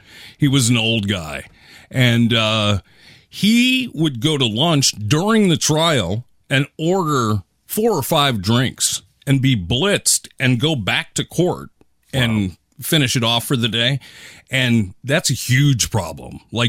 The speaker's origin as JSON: {"language": "English", "town": "Seattle", "region": "Washington", "country": "United States", "tie": "born or raised there", "said": "In the 90s, growing up in Seattle"}